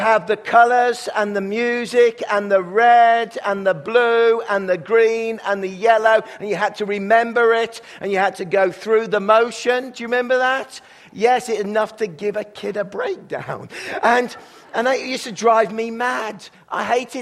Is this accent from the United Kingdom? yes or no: yes; England, United Kingdom; now in Kelowna, Canada; when I was growing up in England